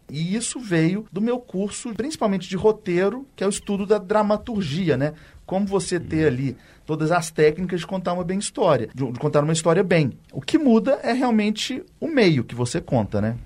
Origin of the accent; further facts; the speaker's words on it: Belo Horizonte, Minas Gerais, Brazil; eu sou daqui de Belo Horizonte, cresci aqui